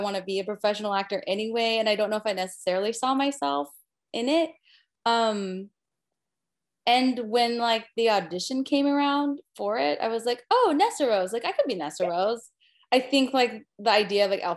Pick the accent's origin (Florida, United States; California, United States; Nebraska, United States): California, United States; also born or lived in Utah; now in New York, United States; I grew up in California